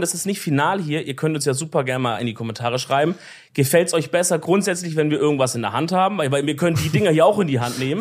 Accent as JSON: {"language": "German", "area": "Swabia", "region": "Baden-Württemberg", "country": "Germany", "said": "als Schwabe"}